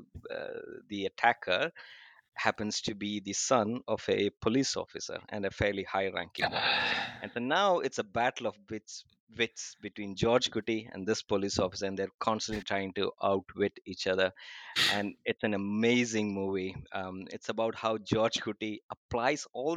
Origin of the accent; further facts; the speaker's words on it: Kerala, India; now in Abu Dhabi, United Arab Emirates; I hail from Kerala in India. We speak Malayalam there.